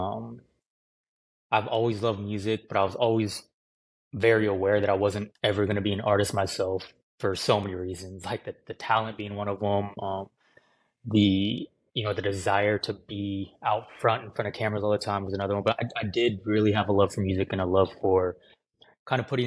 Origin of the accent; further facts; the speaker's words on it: Livermore, California, United States; also born or lived in Santa Barbara, California / Arizona; now in Los Angeles, United States; I grew up in the Bay Area, California, the East Bay. Livermore is the exact name of the town.